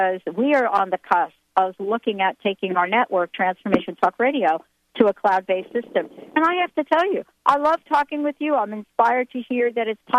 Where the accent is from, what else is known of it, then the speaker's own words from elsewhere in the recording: New Jersey, United States; also born or lived in New York; now in Seattle, United States; I was born in New York, grew up in New Jersey. Seattle has become a place that I have gotten to be creative